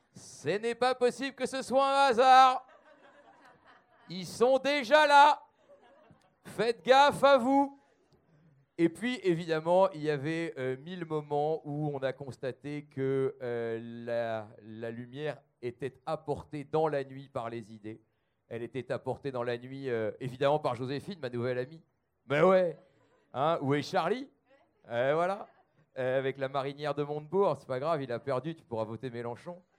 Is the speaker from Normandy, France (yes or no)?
no; the Nord, Hauts-de-France, France; je suis du Nord